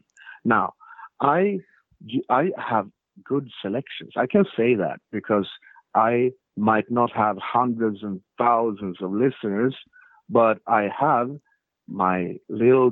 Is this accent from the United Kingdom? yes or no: no; Sweden; I'm from Sweden